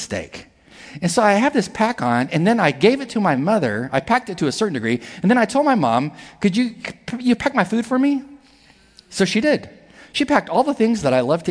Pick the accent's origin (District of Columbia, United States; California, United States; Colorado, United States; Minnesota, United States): California, United States; near Palm Springs, Southern; I was in Southern California, in the desert where I was raised, near Palm Springs.